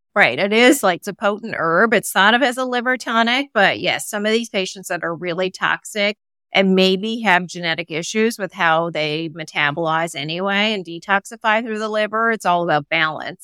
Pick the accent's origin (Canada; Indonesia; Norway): Canada; moved away as an adult; also born or lived in Seattle; now in Connecticut, United States; my husband and I are both Canadian